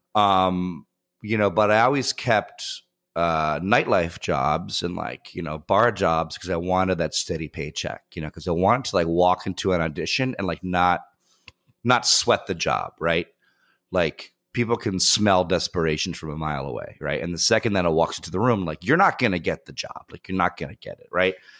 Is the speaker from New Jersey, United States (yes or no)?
yes; Bergen County, New Jersey, United States; moved away as an adult; also born or lived in Upper West Side, New York City / Schenectady, New York / Astoria, New York; I was born on the Upper West Side, grew up primarily in Bergen County, New Jersey